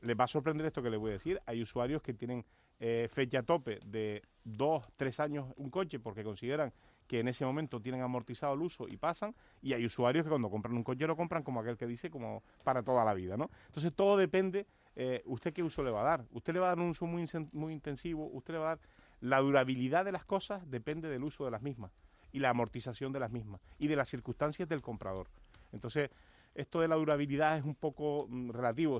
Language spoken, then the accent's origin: Spanish; Agüimes, Canary Islands, Spain; Yo, yo vivo y soy, y, además un defensor importante de nuestro pueblo, de la villa de Agüimes